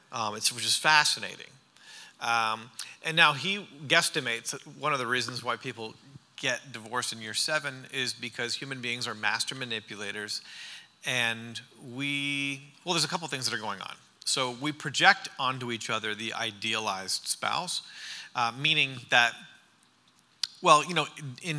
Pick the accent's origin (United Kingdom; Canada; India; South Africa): Canada; Harriston, Ontario; moved away as an adult; also born or lived in New York / California; now in Franklin, United States; I'm Canadian. I'm from Ontario. My parents pastor a church about this size in an agricultural community called Harrison. There's about 1,800 people in our town